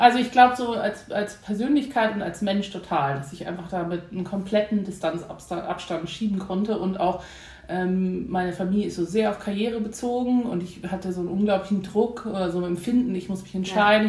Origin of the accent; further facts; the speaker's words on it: Hamburg, Germany; geboren in Hamburg